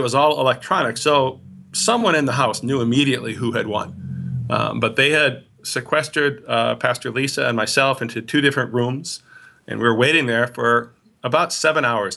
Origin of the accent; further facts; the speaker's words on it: Milwaukee, Wisconsin, United States; also born or lived in Minnesota; I grew up in the Greater Milwaukee Synod area, born in Minnesota, but then as a young child moved here, uh, and went to high school here in this, uh, synod